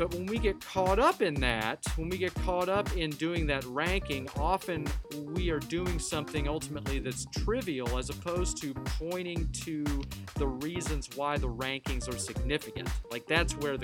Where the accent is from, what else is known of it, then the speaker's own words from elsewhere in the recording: United States; being American, of being English speakers